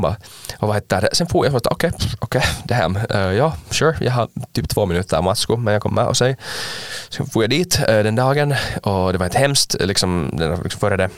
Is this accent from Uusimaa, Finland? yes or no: yes; Ekenäs, Uusimaa, Finland; jag är från Ankenäs